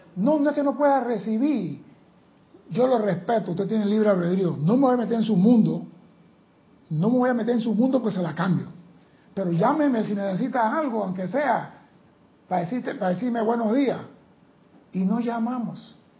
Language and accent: Spanish; Panama; soy panameño